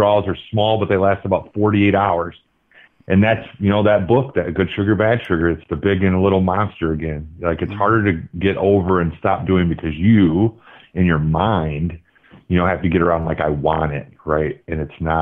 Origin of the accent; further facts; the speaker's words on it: Michigan, United States; also born or lived in Los Angeles, California; I grew up, so I was born in Los Angeles, and my first football was watching Niners games, and we moved to Michigan